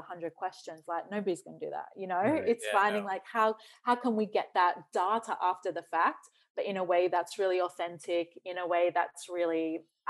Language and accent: English; Australia; also born or lived in New Zealand; I grew up in Australia. So when I say I'm Australian